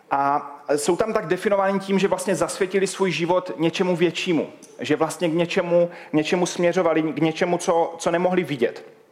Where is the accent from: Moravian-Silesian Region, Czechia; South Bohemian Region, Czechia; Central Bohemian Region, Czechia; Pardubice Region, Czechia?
Moravian-Silesian Region, Czechia; Havířov; a jsem z Havířova. Kdo nevíte, kde je Havířov, tak je to hodně vpravo, blízko Ostravy. A možná to poznáte i podle mého eh, přízvuku, že nejsem úplně odtud.